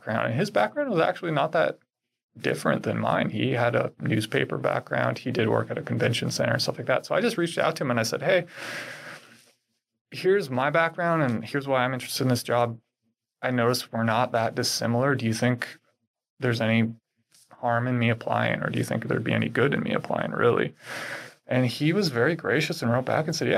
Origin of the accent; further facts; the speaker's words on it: Minnesota, United States; moved away as an adult; also born or lived in Portland, Oregon / San Francisco, California; now in Seaside, United States; I grew up in Minnesota.